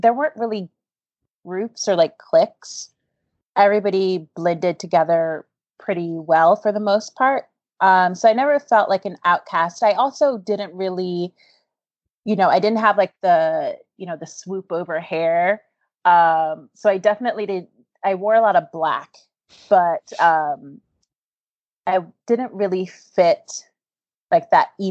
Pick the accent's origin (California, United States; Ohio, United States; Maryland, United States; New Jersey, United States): Maryland, United States; Baltimore; I grew up in West Baltimore